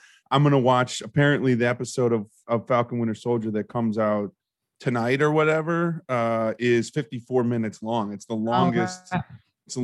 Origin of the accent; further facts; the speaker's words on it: Australia; accent: Australian; I wanted to like spit out like my version of Mackers in my Australian accent